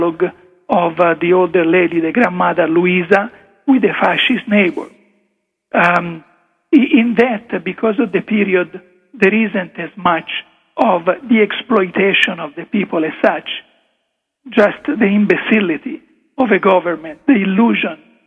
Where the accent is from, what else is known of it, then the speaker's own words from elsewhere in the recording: Italy; first language Italian; English is a second language; moved away; English is not really it's not my first language, as you can hear from my accent, I go back into mentally translating what I would have said in Italian